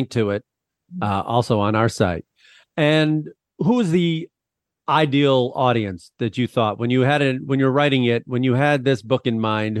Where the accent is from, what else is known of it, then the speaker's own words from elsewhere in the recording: Midwest, United States; now in Los Angeles, United States; I grew up in the Midwest with no mountains